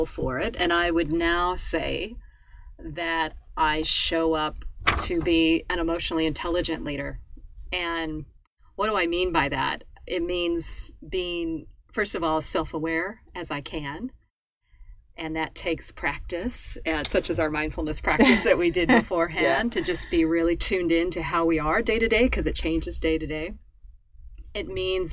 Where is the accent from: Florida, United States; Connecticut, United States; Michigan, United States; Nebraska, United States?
Nebraska, United States; moved away as an adult; I'm a native Nebraskan. I'm a native of the United States, Midwest of the United States. I grew up in farm country